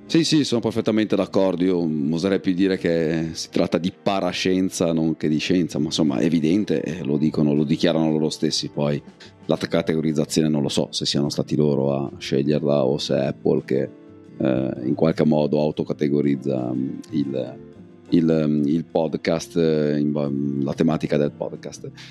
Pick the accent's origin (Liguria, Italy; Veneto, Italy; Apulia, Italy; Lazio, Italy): Liguria, Italy; province of Savona; Piana Crixia, dalle mie parti, perlomeno da un punto di vista di provincia